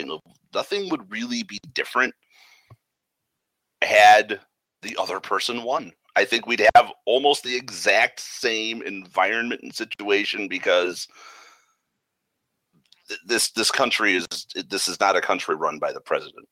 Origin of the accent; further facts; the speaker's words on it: Chicago, Illinois, United States; we're from Chicago